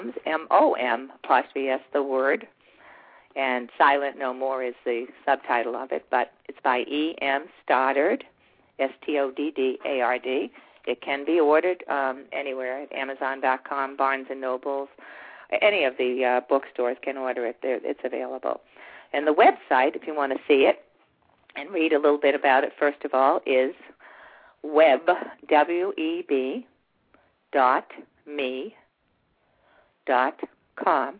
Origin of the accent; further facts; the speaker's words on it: Boston, Massachusetts, United States; moved away; I grew up in the Boston area